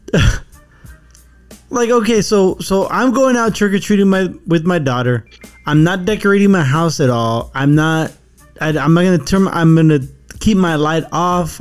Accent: California, United States; when we were growing up in California

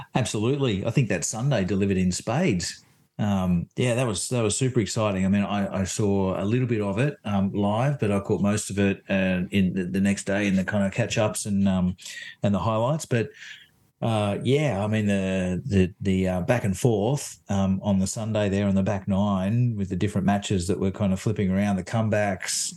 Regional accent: Sydney, New South Wales, Australia; I'm actually from Sydney myself.

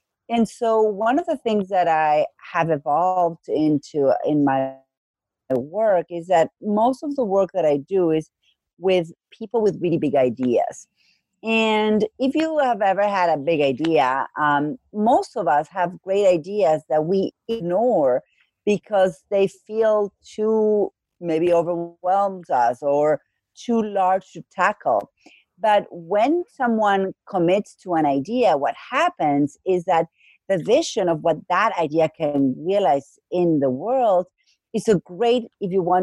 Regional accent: Argentina; accent: Argentine; moved away as an adult; now in Massachusetts, United States; I live in Massachusetts. My accent is from Argentina. That I've been in the U.S. for about 20 years.

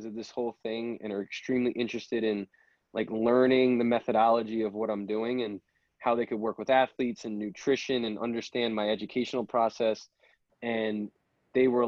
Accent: Long Island, New York, United States; I'm from Long Island. You know, I played football at Babylon

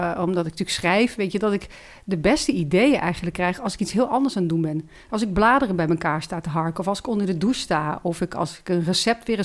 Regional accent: Ooijpolder near Nijmegen, Gelderland, Netherlands; ik kom uit de Ooipolder bij Nijmegen.

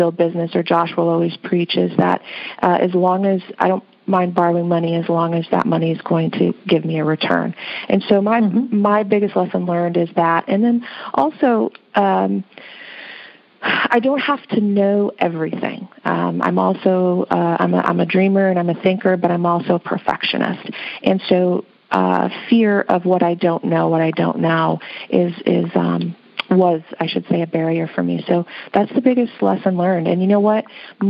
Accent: Midwest, United States; My background, I come from the Midwest. In the Midwest, we are all about having no debts, right?

